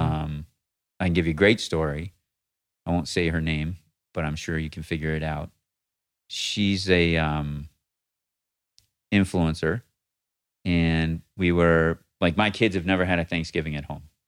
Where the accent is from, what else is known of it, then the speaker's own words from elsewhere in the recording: Rochester, New York, United States; moved away; I was raised in Rochester, New York.